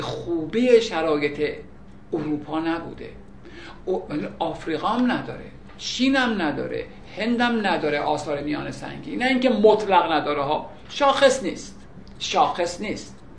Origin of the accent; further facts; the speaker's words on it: Iran; ما الان ایرانی هستیم